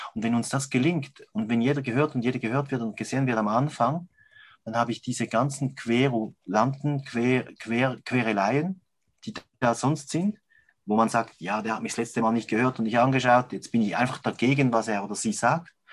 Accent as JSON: {"language": "German", "country": "Switzerland", "said": "bei uns in der Schweiz"}